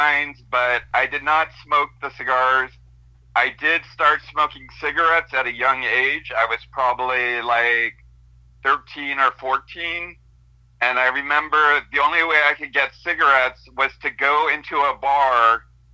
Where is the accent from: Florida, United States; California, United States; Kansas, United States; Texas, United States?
California, United States; Monterey; also born or lived in Stockton, California; I ended up living with my dad and his new wife, who had a daughter, and I also had a brother who's 4 years older than me. And we were living in Monterey.